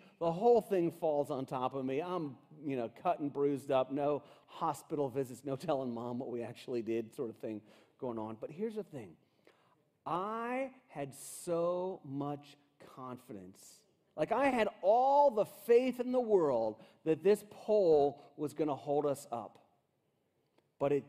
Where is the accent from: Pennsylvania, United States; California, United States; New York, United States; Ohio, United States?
Ohio, United States; Cincinnati; I grew up in Cincinnati, Ohio, in this really cool house